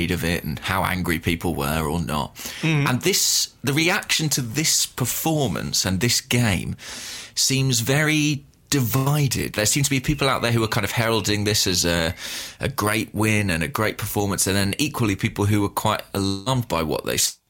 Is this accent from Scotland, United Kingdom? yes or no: no; Watford, East of England, United Kingdom; my hometown